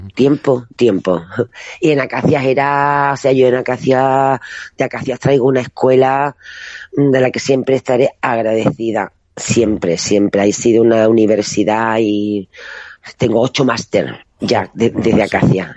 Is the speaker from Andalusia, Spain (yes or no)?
yes; Casares, Andalusia, Spain; moved away; en un pueblito, en Málaga, mi pueblo, concretamente Casares